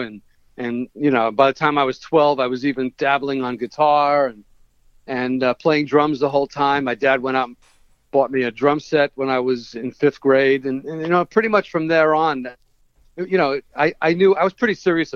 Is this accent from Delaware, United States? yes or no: no; New York, United States; I'm from New York